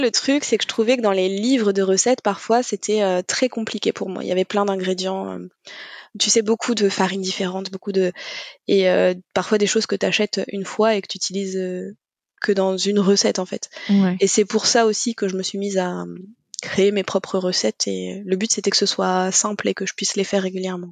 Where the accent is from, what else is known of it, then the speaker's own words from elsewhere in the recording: Normandy, France; du coup j'ai 35 ans, je suis normande